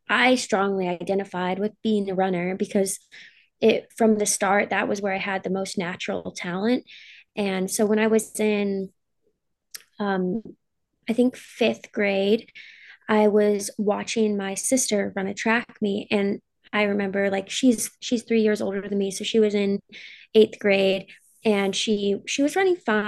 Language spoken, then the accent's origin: English; Alaska, United States; also born or lived in Boise; now in Seattle, United States; I grew up in Alaska